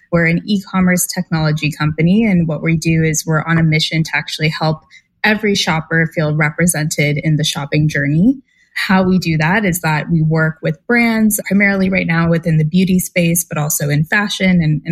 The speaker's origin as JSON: {"language": "English", "area": "San Francisco Bay Area", "region": "California", "country": "United States", "tie": "born or raised there", "said": "I grew up in the San Francisco Bay Area, so in the heart of Silicon Valley"}